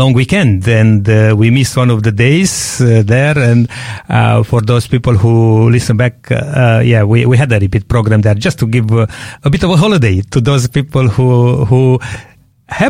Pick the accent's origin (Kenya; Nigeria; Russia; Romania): Romania; English is a second language; moved away; I'm coming from Romania and have a lots of background in this. And most of my family, they are Orthodox